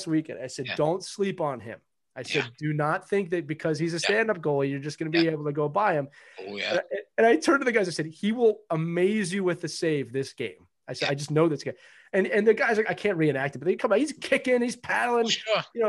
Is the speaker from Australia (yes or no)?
no; Philadelphia, Pennsylvania, United States; I always say I'm from Philadelphia